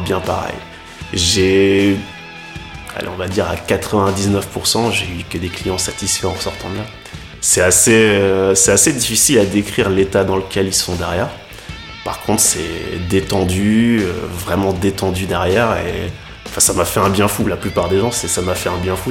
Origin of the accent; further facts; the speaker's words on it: Lille, Hauts-de-France, France; Moi je suis de Lille